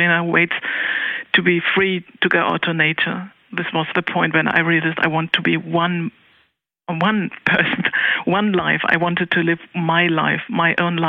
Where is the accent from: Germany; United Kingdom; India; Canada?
Germany; Cologne, North Rhine-Westphalia; I grew up in Cologne City